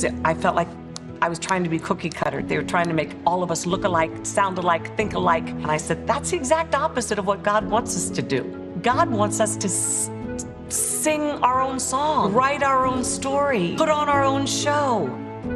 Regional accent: Maryland, United States; born or raised there; also born or lived in Paris, France

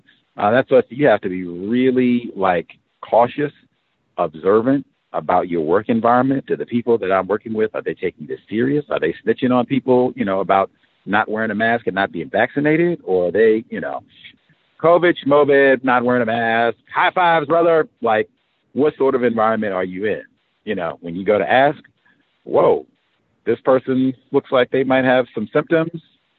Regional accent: South Carolina, United States; now in Springfield, United States; I am almost 1,000 miles from home. I came from South Carolina to Springfield, Missouri, or an education and a career and truck driving.

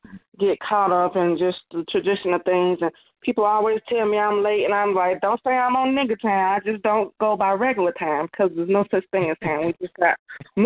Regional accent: Chicago, Illinois, United States; accent: up north and down south mixed; now in Kentucky, United States; It's up north and down south mixed together because I was born and raised in Chicago, but now I live out here in the country in Kentucky now

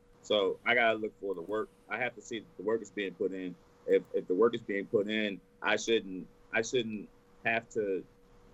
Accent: Texas, United States; I'm born and raised in Texas

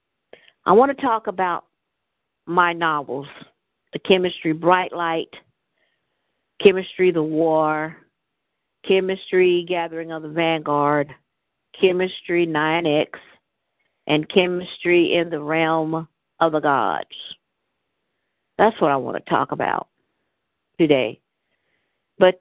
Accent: United States; I live here on this land called America, Turtle Island

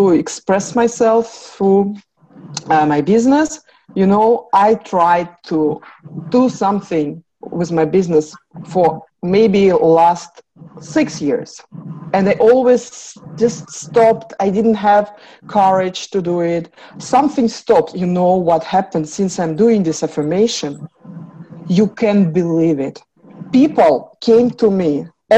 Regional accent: Russia; moved away; I came from Russia, communist country, no religious, no everything

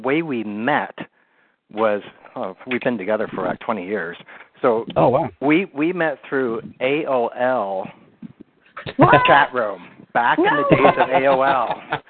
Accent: Sacramento, California, United States; also born or lived in San Francisco Bay Area; Yeah, I grew up in Sacramento, and then I went to San Jose State and stayed in the Bay Area.

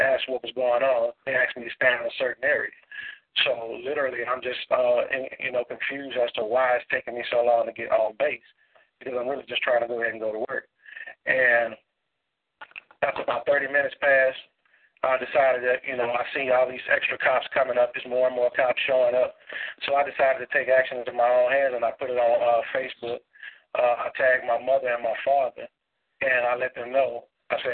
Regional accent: Baton Rouge, Louisiana, United States; now in Atlanta, United States; originally, I'm from Baton Rouge

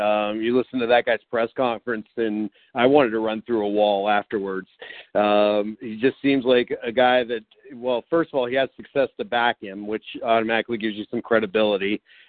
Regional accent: Youngstown, Ohio, United States; now in Columbus, United States; from Youngstown to CBUS.

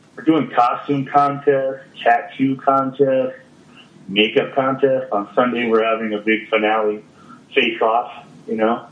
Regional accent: Kansas City, Missouri, United States; KC's my hometown

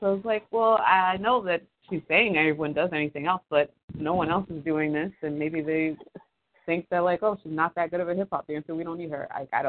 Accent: New York, United States; now in Philadelphia, United States; I had just moved back to Philly from New York, because I am from New York.

